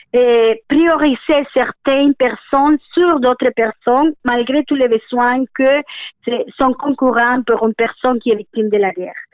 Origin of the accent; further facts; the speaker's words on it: Colombia; now in Canada; chez nous, en Colombie